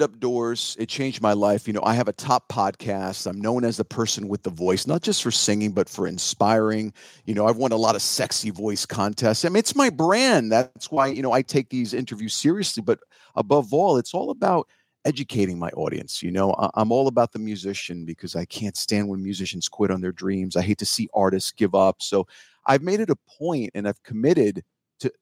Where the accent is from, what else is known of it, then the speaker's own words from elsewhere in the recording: New Jersey, United States; I'm from Jersey. Or Jersey, as we say.